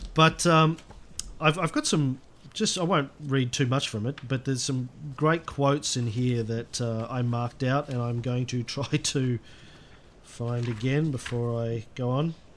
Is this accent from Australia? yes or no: yes; Australia; as an Australian of the 21st century